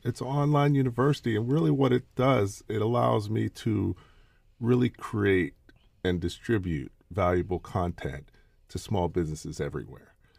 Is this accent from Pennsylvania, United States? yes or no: yes; Pittsburgh, Pennsylvania, United States; I grew up in Pittsburgh, Pennsylvania